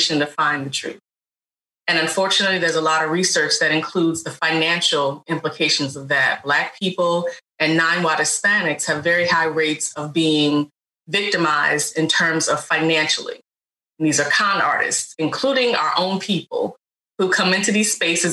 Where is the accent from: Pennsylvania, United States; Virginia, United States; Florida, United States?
Virginia, United States; Richmond; also born or lived in North Carolina; now in Baltimore, United States; whether that's when I lived in North Carolina, I now live in Baltimore, but I'm from Richmond, Virginia